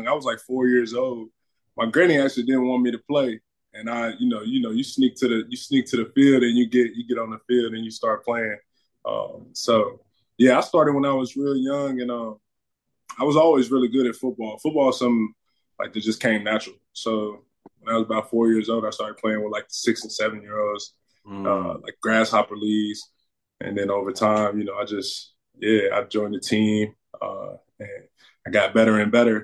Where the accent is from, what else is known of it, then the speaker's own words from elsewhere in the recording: Kentucky, United States; I'm from Kentucky. So I'm from a rough area, you would say, in Kentucky